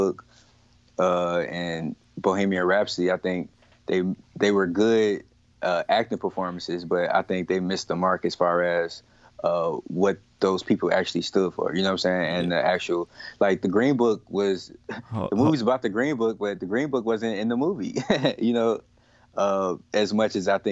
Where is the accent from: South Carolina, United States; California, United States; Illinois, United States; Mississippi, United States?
Illinois, United States; Chicago; I'm from Chicago.